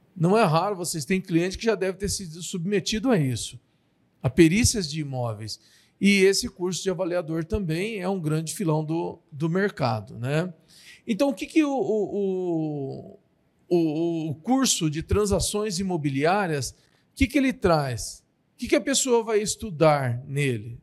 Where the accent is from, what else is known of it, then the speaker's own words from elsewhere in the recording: Marília, São Paulo, Brazil; nós somos de Marília